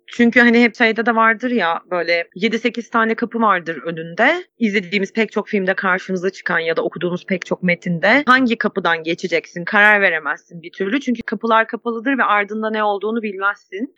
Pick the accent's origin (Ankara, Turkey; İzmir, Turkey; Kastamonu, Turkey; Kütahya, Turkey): Kütahya, Turkey; Benim memleketimde, Kütahya'da